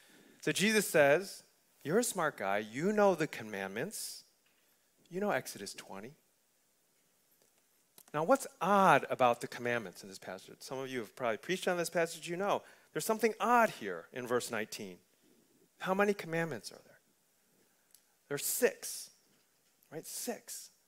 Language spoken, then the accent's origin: English; Wisconsin, United States; I come from Wisconsin, so you know we don't get that kind of food.